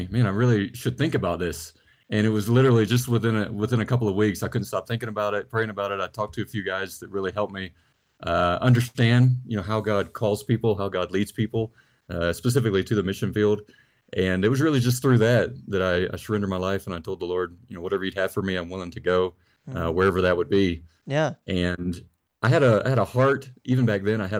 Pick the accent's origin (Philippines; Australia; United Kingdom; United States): United States; the Carolinas; i am from originally from the carolin